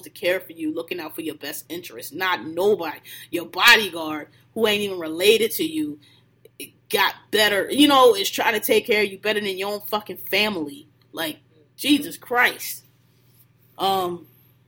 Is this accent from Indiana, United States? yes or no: no; Philadelphia, Pennsylvania, United States; I'm from Philly too